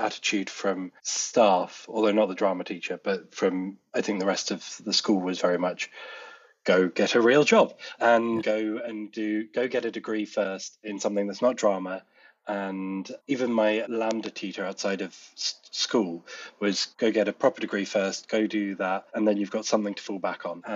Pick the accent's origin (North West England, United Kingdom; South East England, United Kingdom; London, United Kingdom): South East England, United Kingdom; Tonbridge; also born or lived in Colchester; we moved to Tunbridge in Kent just in time for me to start secondary school.